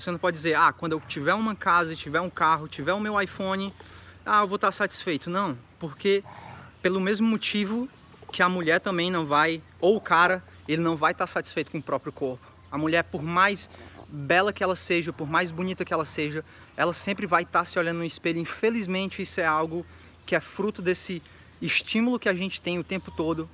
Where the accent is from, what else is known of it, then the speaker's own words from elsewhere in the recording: interior of Ceará, Brazil; moved away; quando eu era criança, ainda no Ceará